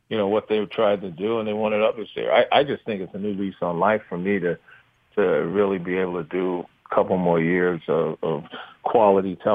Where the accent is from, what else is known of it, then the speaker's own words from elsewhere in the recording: New York City, New York, United States; also born or lived in Brooklyn; I was born in Brooklyn. Um, you know, lived in Bed Stuy, East New York for a while, and then um, when my father got a city job, we moved to Queens